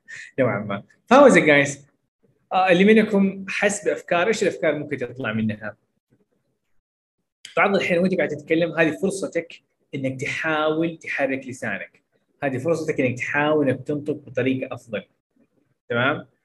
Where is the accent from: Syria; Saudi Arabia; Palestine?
Saudi Arabia; Jeddah, Makkah Province; يعني مثلا انا من جده فاتكلم شويه عن جده